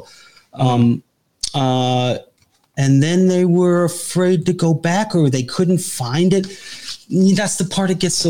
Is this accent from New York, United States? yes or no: yes; New York, United States; I'm from New York.